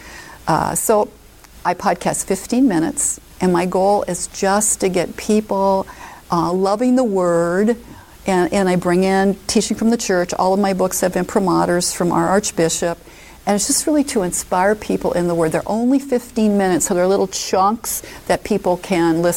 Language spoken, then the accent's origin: English; Omaha, Nebraska, United States; I moved back to my hometown is Omaha